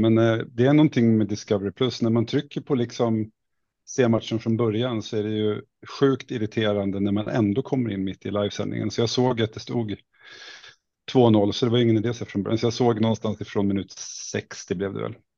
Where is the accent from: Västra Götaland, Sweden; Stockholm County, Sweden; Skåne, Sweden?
Stockholm County, Sweden; Åkersberga; moved away as an adult; also born or lived in Halmstad / Värend; Jag kommer egentligen från eh, Åkersberga, det kanske man inte vet var det ligger, men det ligger strax norr om Stockholm, men ute på landsbygden var det då i alla fall när jag växte